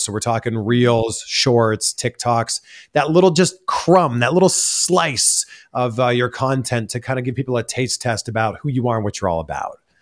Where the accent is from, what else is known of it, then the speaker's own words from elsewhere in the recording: Pickering, Ontario, Canada; moved away as an adult; also born or lived in Toronto, Canada; now in United States; it's Toronto, it's actually Pickering.